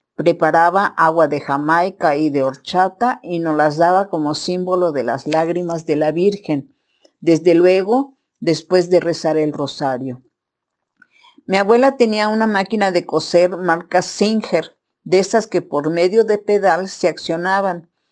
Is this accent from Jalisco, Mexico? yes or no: no; Mexico City, Mexico; Vivieron en la Ciudad de México, en la colonia San Rafael, primero en la calle de Gavino Barreda y después se cambiaron a la calle de Guillermo Prieto, en la casa donde yo nací